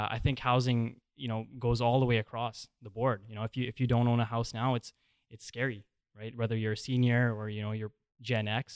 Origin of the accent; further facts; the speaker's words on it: Squamish, British Columbia, Canada; growing up in Squamish and having a very diverse friend group